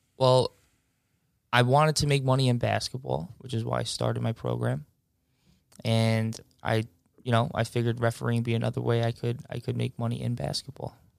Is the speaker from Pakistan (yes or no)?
no; Mineola, New York, United States; I grew up in Mineola for twenty-five years.